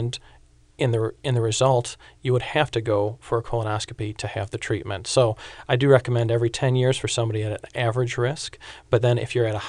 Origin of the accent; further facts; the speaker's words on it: Michigan, United States; moved away; I'm from Michigan, so I moved south for the weather